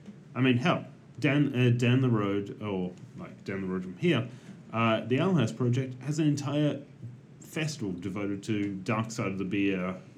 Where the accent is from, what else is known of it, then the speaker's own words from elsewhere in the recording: Ballarat, Victoria, Australia; my hometown of Ballarat